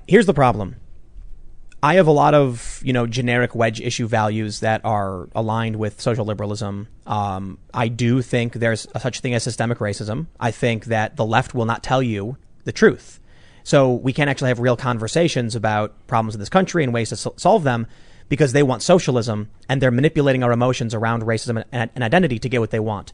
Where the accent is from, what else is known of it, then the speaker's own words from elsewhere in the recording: Chicago, Illinois, United States; I'm from the South Side